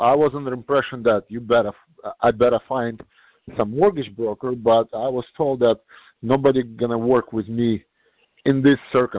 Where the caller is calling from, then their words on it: New York, United States; I'm calling from New York